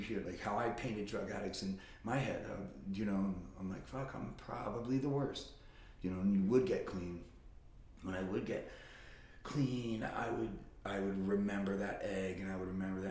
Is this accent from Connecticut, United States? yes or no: no; Las Vegas, Nevada, United States; moved away as an adult; now in Reno, United States; I'm born and raised in Vegas